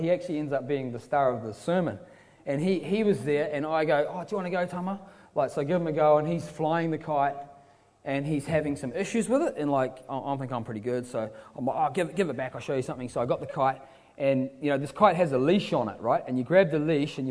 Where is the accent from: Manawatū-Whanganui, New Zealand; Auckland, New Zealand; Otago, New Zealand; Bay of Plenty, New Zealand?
Otago, New Zealand; Queenstown; moved away; I'm from Queenstown in New Zealand